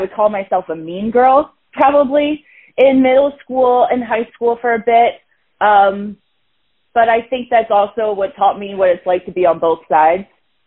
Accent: New Jersey, United States; moved away as an adult; now in California, United States; I was raised in Jersey, so, like, Jersey girl through and through

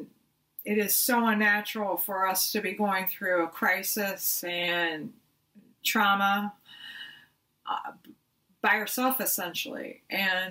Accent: Columbus, Ohio, United States; I'm from Columbus, Ohio.

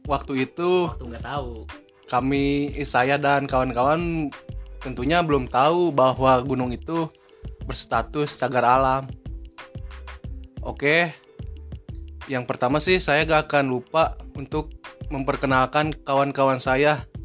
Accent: Cibadak, West Java, Indonesia; Saya berasal dari Sukabumi, Cibadak, yang kalau tahu boleh boleh main

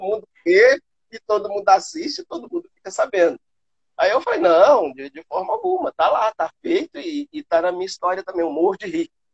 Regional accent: Patos de Minas, Minas Gerais, Brazil; also born or lived in Rio de Janeiro, Brazil; now in Valinhos, Brazil; lá na minha cidade, né, em Patos de Minas

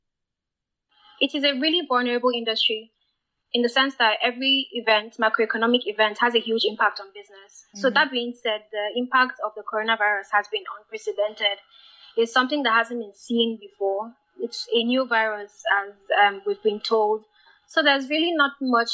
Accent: Nigeria; Nigeria, my home country

